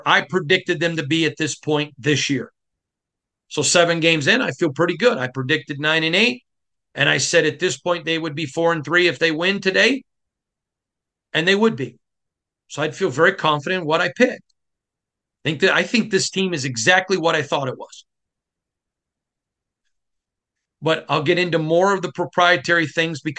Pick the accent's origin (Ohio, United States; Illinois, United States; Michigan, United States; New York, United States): Michigan, United States; now in Las Vegas, United States; I'm from Michigan